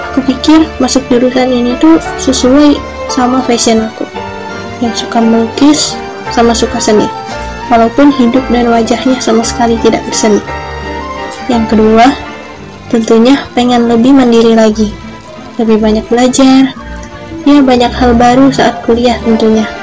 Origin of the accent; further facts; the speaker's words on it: Pagar Alam, South Sumatra, Indonesia; lahir dan besar di Pagar Pagaralam, Sumatera Selatan. 22 Desember 2003.